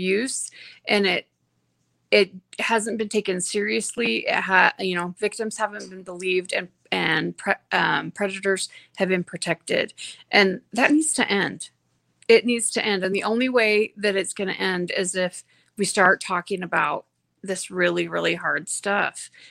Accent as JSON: {"language": "English", "town": "Payson", "region": "Utah", "country": "United States", "said": "I'm originally from Payson, Utah"}